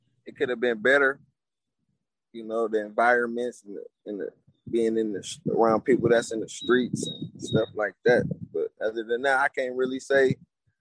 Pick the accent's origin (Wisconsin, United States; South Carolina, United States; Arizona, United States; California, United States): Wisconsin, United States; Milwaukee; moved away as an adult; now in Louisville, United States; I'm from Milwaukee, Wisconsin